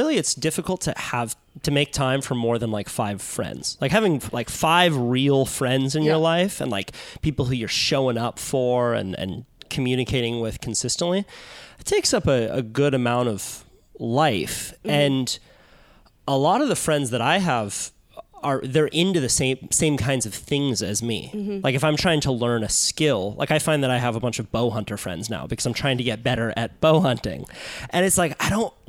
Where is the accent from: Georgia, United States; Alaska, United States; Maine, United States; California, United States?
California, United States; Santa Cruz; now in Los Angeles, United States; I grew up in Santa Cruz and a lot of the friends that I still have to this day I've known since I was 10.